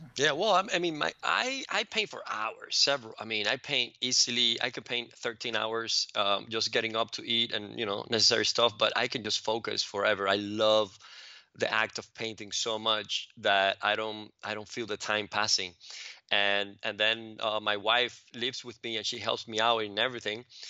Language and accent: English; Cuba; now in United States; grew up in Cuba, and that was a very different environment, um, now looking back at it from, from my environment here in, in the States